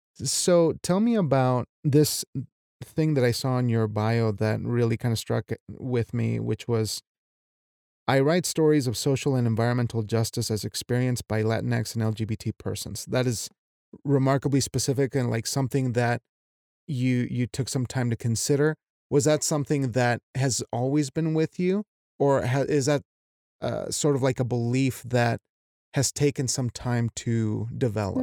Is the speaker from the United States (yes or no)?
no; Mexico; as a Mexican